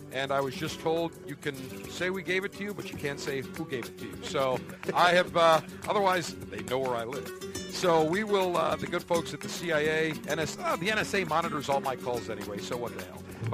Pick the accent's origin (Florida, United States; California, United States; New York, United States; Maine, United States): New York, United States; Buffalo; my hometown, Buffalo